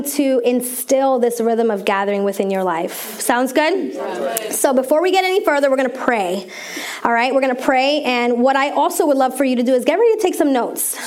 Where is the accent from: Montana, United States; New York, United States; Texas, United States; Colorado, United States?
New York, United States; moved away as an adult; now in Maryland, United States; I'm from New York, New Yorkerican